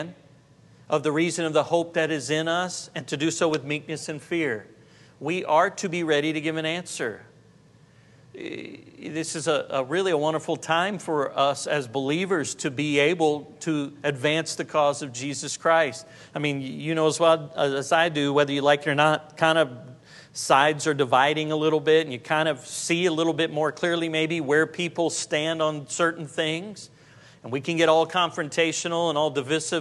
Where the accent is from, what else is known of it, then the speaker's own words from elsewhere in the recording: Jacksonville, Florida, United States; I was from Jacksonville, Florida